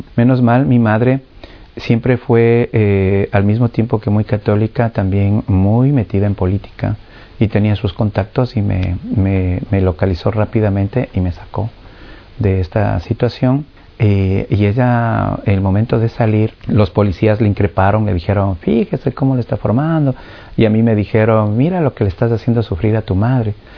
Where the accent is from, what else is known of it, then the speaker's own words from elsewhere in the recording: Ecuador; vengo de, Ecuador